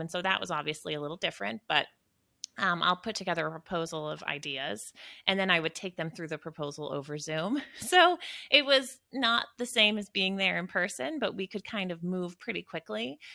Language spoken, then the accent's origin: English; Western Maine, United States; moved away; born and raised in Western Maine